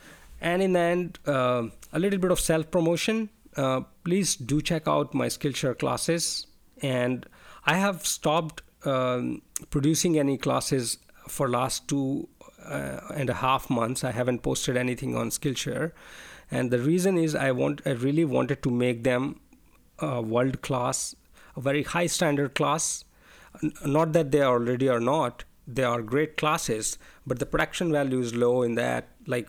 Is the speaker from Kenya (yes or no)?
no; India; English is a second language; moved away; I'm not a native English speaker. I'm an Indian, and I'm living in a different country right now.